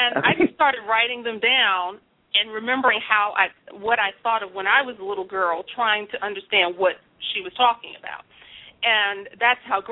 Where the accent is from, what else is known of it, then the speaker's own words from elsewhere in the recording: New York City, New York, United States; I was born and raised in the Bronx